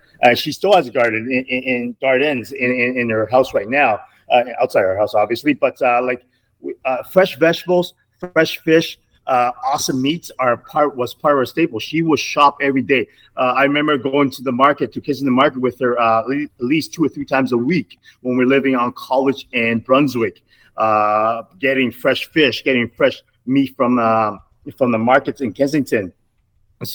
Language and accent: English; Myanmar; now in Toronto, Canada; I'm from Burmese with Chinese background.